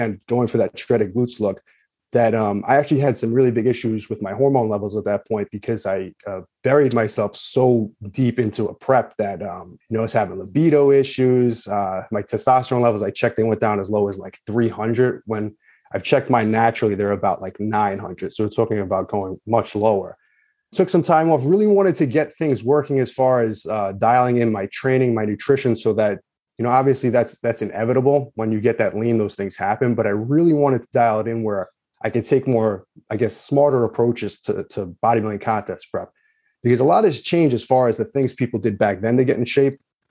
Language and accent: English; Long Island, New York, United States; I'm from New York, grew up in Long Island.